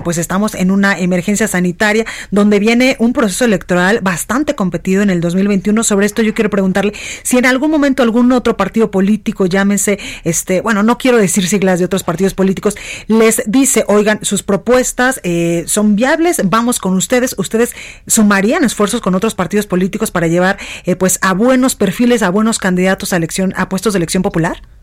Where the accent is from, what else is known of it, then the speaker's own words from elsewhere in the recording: Mexico; como mexicanos